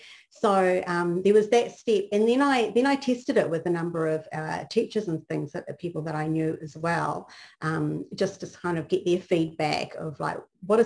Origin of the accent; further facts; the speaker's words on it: New Zealand; now in Texas, United States; the context that I grew up in was in New Zealand